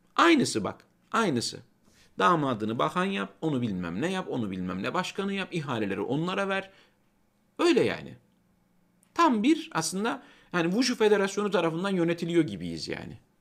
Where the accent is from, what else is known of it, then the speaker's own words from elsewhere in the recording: Kozan, Adana, Turkey; moved away; ben Çukurovalıyım. Yani benim çocukluğumda portakal bahçesi olan yerler